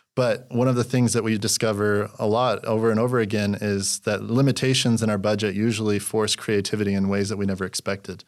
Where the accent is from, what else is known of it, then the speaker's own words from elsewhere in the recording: Utah, United States; moved away as an adult; also born or lived in Los Angeles, California; I'm from Utah originally.